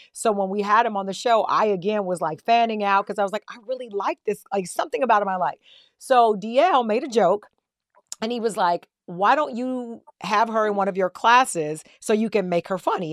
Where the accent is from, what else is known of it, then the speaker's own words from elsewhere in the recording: Ottawa, Tennessee, United States; I'm a country girl. I come from Ottawa, Tennessee, right outside of Chattanooga, right outside of Nashville, raised on a farm